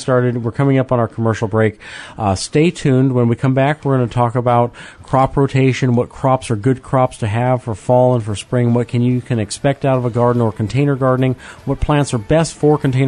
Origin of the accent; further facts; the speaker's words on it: Midwest, United States; moved away as an adult; also born or lived in Minnesota; now in North Georgia, United States; when I was growing up in the Midwest